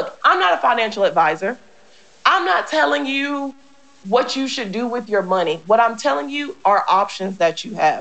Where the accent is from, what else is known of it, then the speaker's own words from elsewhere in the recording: United States; I am an American